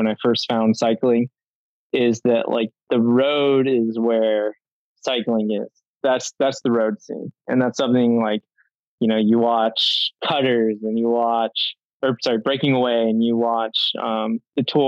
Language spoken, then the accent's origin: English; Prescott, Arizona, United States; I'm from Prescott, Arizona, born and raised, and proud of it